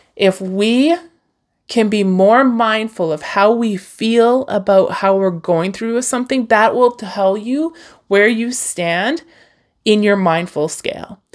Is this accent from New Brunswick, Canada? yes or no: no; Hinton, Alberta, Canada; I was born near Jasper, Alberta, like in the heart of the Rockies, Hinton, Alberta